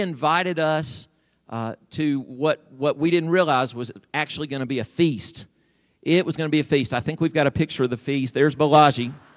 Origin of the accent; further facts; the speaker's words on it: United States; I'm an American